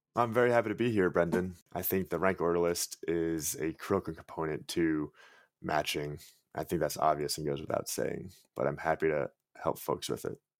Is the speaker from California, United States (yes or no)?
no; Long Island, New York, United States; I'm from Long Island, New York